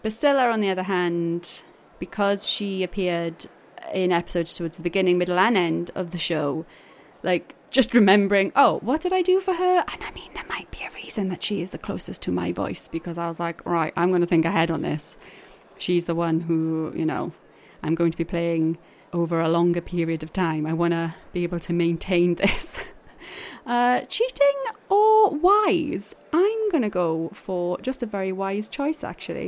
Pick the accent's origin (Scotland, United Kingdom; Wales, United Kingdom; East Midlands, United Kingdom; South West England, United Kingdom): Wales, United Kingdom; accent: Welsh; Welsh accented people